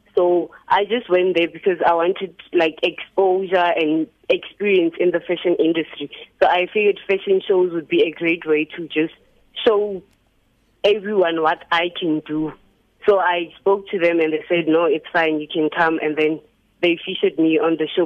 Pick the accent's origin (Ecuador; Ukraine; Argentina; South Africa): South Africa; Alexandra, Gauteng; I'm from Alexandra. I, I I live here with my parents